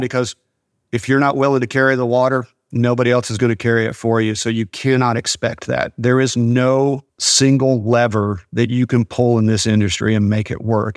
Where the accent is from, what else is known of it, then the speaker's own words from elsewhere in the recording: Sweetwater, Texas, United States; I was born in Sweetwater.